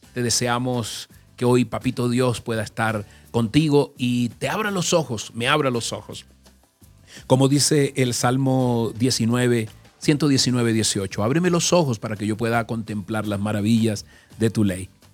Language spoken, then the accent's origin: Spanish; Caribbean Region, Colombia; moved away; como nací en el Caribe, ya yo conozco eso, pero déjame decirte algo. En el Caribe, cuando estaba joven, eh, allí, nunca me metí al mar.